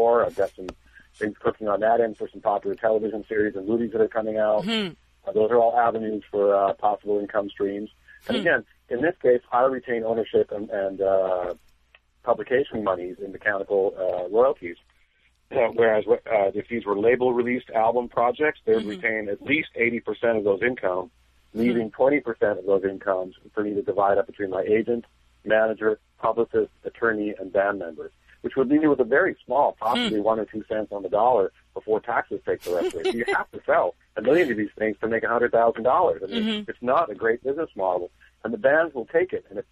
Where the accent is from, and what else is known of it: Canada; born or raised there; now in Los Angeles, United States